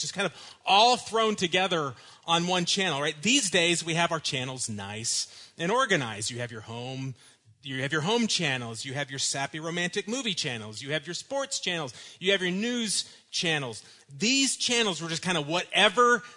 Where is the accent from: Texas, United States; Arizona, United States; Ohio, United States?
Texas, United States; Dallas; when I was growing up in Dallas in the 1980s